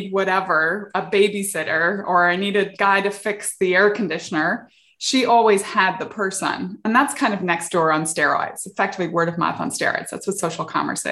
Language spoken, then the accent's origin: English; Northern Ireland, United Kingdom; moved away as an adult; also born or lived in England / South Africa / Silicon Valley; now in California, United States; I grew up in the UK, I grew up in Northern Ireland during the Troubles.